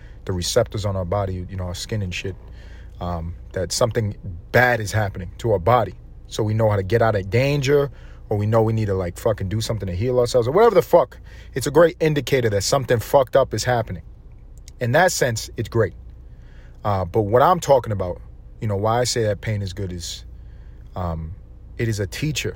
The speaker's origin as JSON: {"language": "English", "country": "United States", "said": "I'm fucking American"}